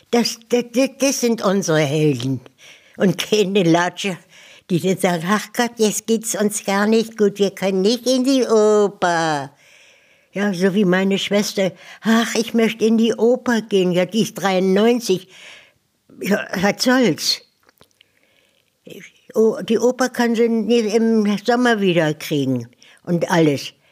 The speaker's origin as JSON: {"language": "German", "region": "West Prussia", "country": "Poland", "moved": "as an adult", "lives_now": "Germany", "said": "Die Bombennacht der letzten Jahr, äh, im Januar 1945 bin ich ja aus Westpreußen gekommen. Da habe ich hier noch die Bombennächte erlebt"}